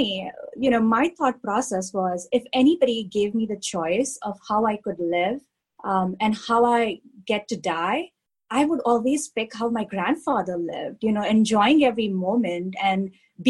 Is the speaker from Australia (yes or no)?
no; India; now in Pittsburgh, United States; I grew up in India